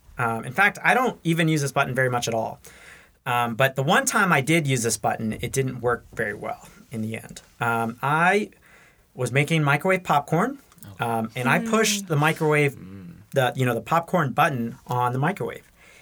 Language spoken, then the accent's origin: English; Burkina Faso; moved away as an adult; also born or lived in Massachusetts; now in Toccoa Falls, United States; So I am technically from Massachusetts, though I haven't spent much time there. I'm a missionary kid. I grew up primarily in Burkina Faso. I moved there when I was one and lived there off and on until I graduated high school